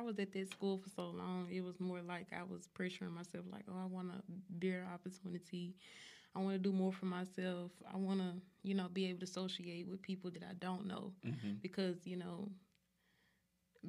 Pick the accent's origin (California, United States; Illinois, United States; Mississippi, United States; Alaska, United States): Mississippi, United States; Jackson; now in Dallas, United States; I'm from Jackson, Mississippi.